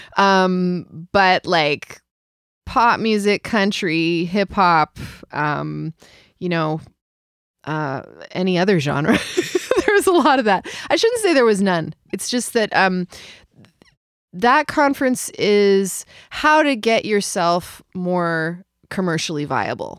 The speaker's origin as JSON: {"language": "English", "town": "Vancouver", "region": "British Columbia", "country": "Canada", "tie": "born or raised there", "also_born_or_lived": "New Zealand / London", "moved": "as an adult", "lives_now": "Montreal, Canada", "said": "Vancouver will always be home, I think. It'll always be my hometown."}